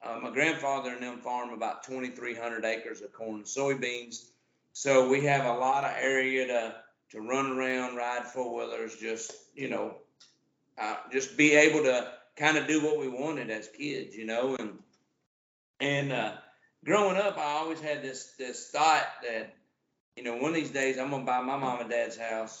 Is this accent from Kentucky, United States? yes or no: yes; Owensboro, Kentucky, United States; also born or lived in Utica, Kentucky; So I'm from Owensboro, Kentucky. Actually, I live in Utica, Kentucky, which is just right outside of Owensboro